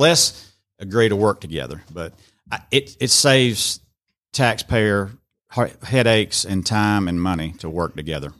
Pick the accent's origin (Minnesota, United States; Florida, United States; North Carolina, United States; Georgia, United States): Georgia, United States; Rome; born or raised there; also born or lived in Cherokee, Alabama